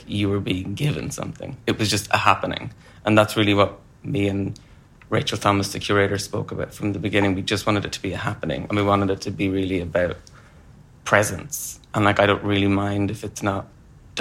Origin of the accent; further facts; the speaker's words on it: Wexford, Leinster, Ireland; moved away as an adult; now in London, United Kingdom; I'm from Wexford